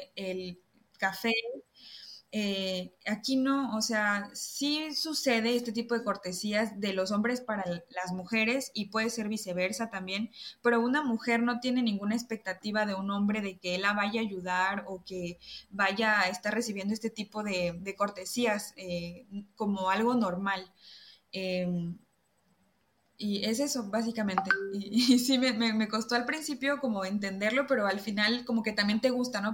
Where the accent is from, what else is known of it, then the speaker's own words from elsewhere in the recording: Villahermosa, Tabasco, Mexico; moved away as an adult; also born or lived in Mérida, Mexico; now in France; de chica yo crecí en una ranchería en Villahermosa, Tabasco